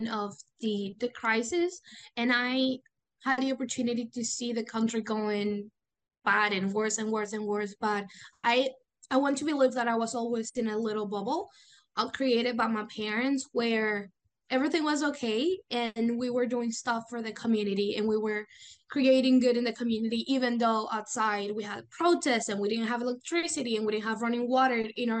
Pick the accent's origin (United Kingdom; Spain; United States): Spain; Valencia, Valencian Community; English is a second language; I started when I was 16 in the Interact Club of Valencia, my hometown, and my parents then joined Rotary.